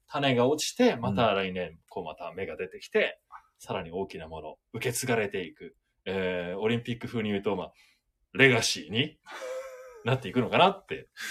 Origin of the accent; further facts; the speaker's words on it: Tokyo, Japan; moved away as an adult; also born or lived in Kagoshima; now in Fukuoka, Japan; 僕はでも東京で生まれ育って、うん、社会人は鹿児島にちょっと行ってたんで、うん、で、福岡にこう上がってきたんですけど